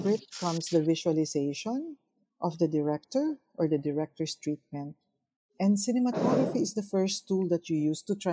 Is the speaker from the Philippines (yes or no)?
yes; Philippines; as a Filipino filmmaker and as a Filipino artist